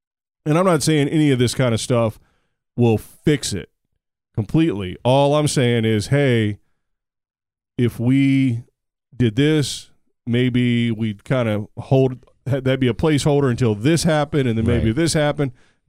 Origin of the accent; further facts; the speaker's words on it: United States; As an American, and we're the best at it.